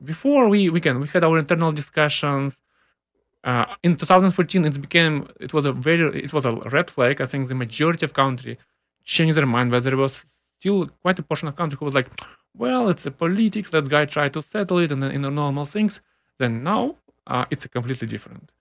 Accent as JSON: {"language": "English", "town": "Simferopol", "region": "Crimea", "country": "Ukraine", "tie": "born or raised there", "moved": "as an adult", "lives_now": "Austin, United States", "said": "I was born in Ukraine, in Crimea, in Simferopol."}